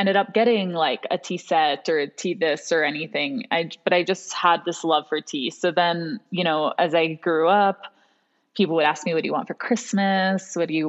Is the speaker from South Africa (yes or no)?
no; Hong Kong; also born or lived in New York / Miami; now in United States; I'm half Venezuelan, half American. I was raised in Hong Kong. So very international in that way. And as an adult, I've spent most of my time in New York and Miami before moving out here to the mountains.